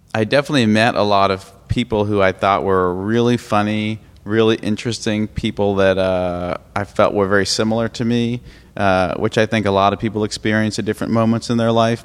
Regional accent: Brookline, Massachusetts, United States; I'm from Brookline, Massachusetts, originally, which is a suburb of Boston.

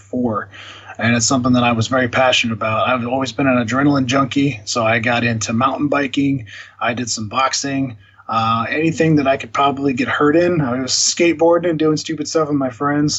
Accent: Phoenix, Arizona, United States; also born or lived in Glendale, Arizona; I was born in Phoenix, Arizona

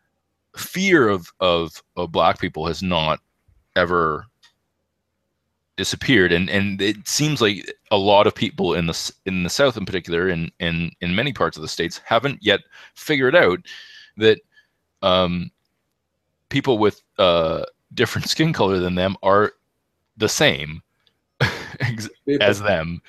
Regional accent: Canada; had this impression as a Canadian

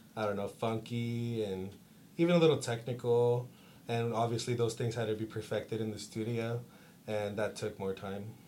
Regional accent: Stockton, California, United States; also born or lived in Castro Valley, California; I was born in Castro Valley, and I came to Stockton uh, in about the second grade. So I basically consider myself a Stocktonian

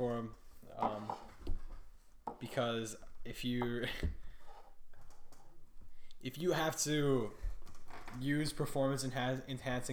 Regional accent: Wisconsin, United States; I'm from Wisconsin

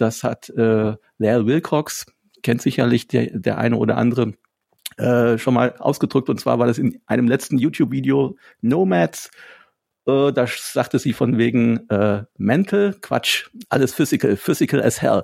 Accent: Wittgensteiner Land, Rothaargebirge, North Rhine-Westphalia, Germany; ich komme ja aus dem Wittgensteiner Land, aus dem schönen Rotergebirge in der Südspitze Nordrhein-Westfalens

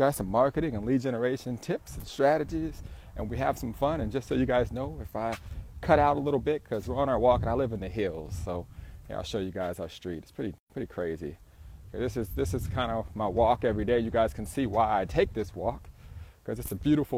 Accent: Southern California, United States; I'm an entrepreneur from SoCal

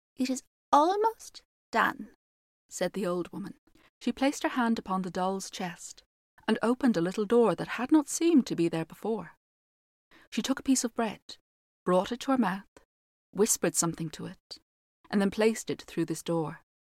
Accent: Ireland; being an Irish storyteller and mostly based on Irish folklore

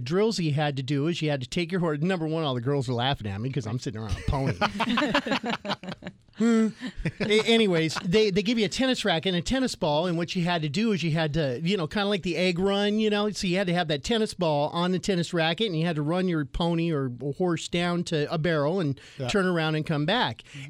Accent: Payson, Arizona, United States; I grew up in Payson and Pine area.

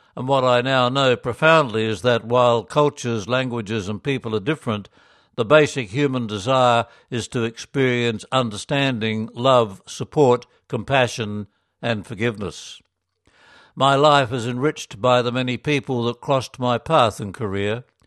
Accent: Ireland; moved away as an adult; also born or lived in South Korea; since returning to Ireland

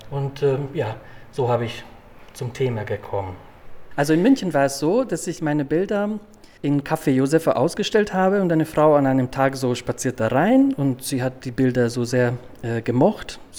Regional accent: Hungary; now in Munich, Germany; Äh, ich stamme aus Ungarn, ich fahre gerne zum Plattensee, äh, Budapest und ähm, es ist sehr schön hier.

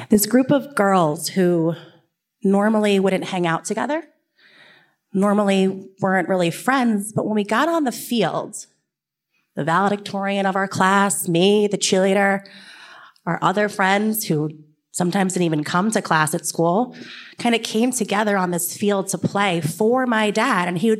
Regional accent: Kings Park, New York, United States; I grew up in Kings Park, New York. It is about a half hour east of here, and it's a small town on the North Shore.

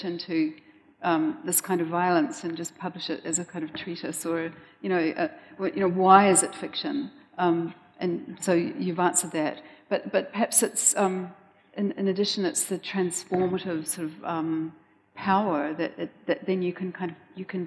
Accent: New Zealand; us as mostly New Zealanders

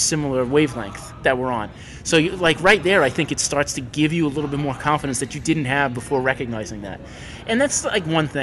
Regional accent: New York, United States; growing up in New York, too. I had access to all of these schools

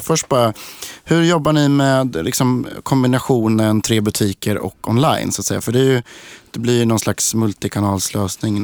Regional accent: Linköping, Östergötland, Sweden; jag är också från Linköping

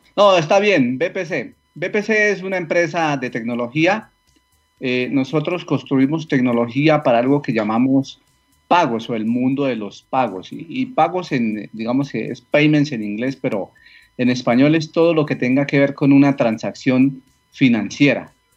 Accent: a small town near Bogotá, Cundinamarca, Colombia; yo soy colombiano, vivo en una población cerca a Bogotá, un pequeño pueblo, eh, aquí crecí

